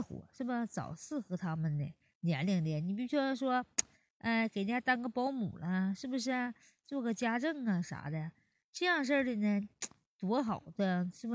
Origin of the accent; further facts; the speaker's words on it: Northeast China, China; 俺们东北是咋的嘞？非得让我们这生三胎